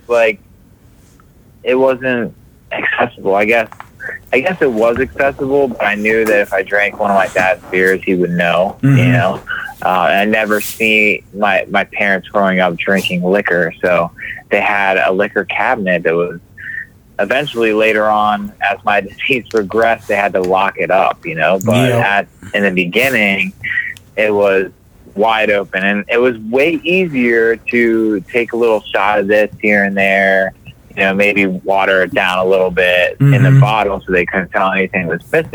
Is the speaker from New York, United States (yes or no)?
no; York, Pennsylvania, United States; moved away as an adult; now in Maryland, United States; I was born and raised in York, Pennsylvania